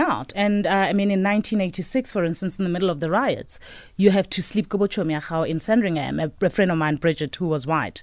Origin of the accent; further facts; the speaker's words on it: Johannesburg, Gauteng, South Africa; Alex. Grew up in Second Avenue